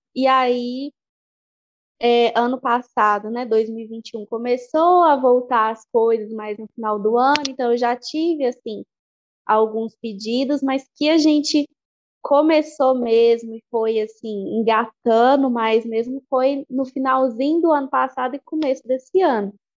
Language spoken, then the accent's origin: Portuguese; Igarapé, Minas Gerais, Brazil; now in Belo Horizonte, Brazil; eu sou de Igarapé, mas eu estudei, me formei aqui em Belo Horizonte.